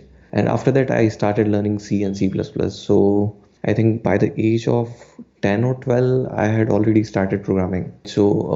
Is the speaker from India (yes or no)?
yes; Udaipur, Rajasthan, India; from Udaipur